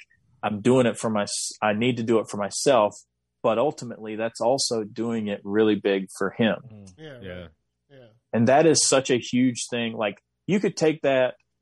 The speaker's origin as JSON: {"language": "English", "region": "the South", "country": "United States", "tie": "born or raised there", "said": "growing up in the South"}